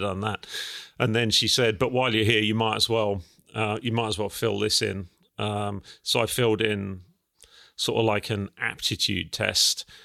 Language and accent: English; Felixstowe, East of England, United Kingdom; also born or lived in Ipswich; I was actually born in Ipswich, but, um, my family, my parents lived in Felix Stowe. I was the first child to turn up. And, um, yeah, I was brought up in Felix Stowe, went to school in Felix Stowe.